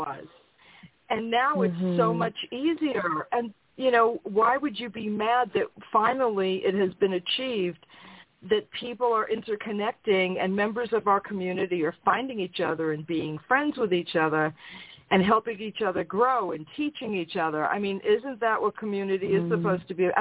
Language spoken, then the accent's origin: English; New York, United States; I'm from New York